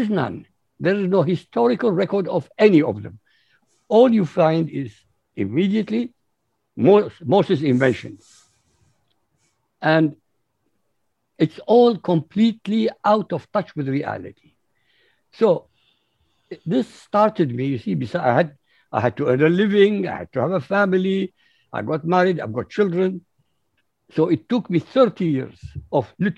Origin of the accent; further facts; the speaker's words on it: Baghdad, Baghdad Governorate, Iraq; moved away as an adult; also born or lived in Europe; I was born in Baghdad, Iraq